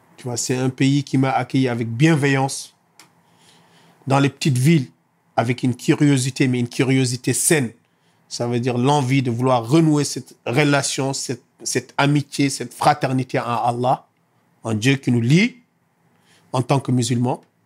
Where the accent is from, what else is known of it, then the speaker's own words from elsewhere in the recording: Senegal; now in France; je suis sénégalais